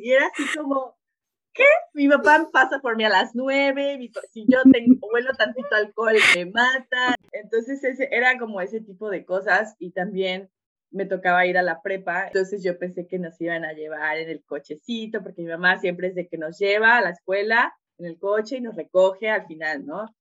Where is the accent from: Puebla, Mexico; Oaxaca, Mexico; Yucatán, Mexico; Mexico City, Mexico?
Oaxaca, Mexico; moved away as an adult; also born or lived in Veracruz / Serbia / Hungary / China; yo nací en Oaxaca, mi familia es muy unida